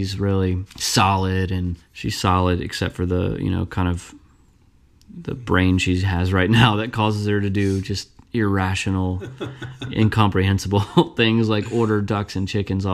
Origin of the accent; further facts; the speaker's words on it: Kentucky, United States; even though I'm from Kentucky, I grew up in the suburbs